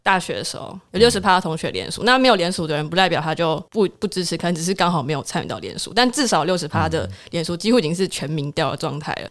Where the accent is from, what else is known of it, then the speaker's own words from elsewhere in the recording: southern Taiwan, Taiwan; 我是南部人